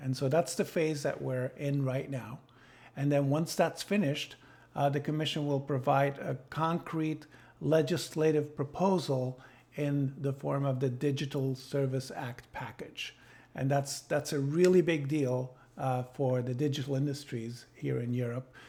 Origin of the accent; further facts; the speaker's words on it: Sydney, New South Wales, Australia; now in Belgium; I was born in Sydney